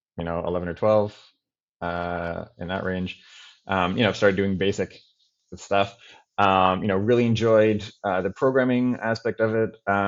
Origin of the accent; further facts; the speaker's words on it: Toronto, Ontario, Canada; I grew up in Toronto, and I had a normal Canadian upbringing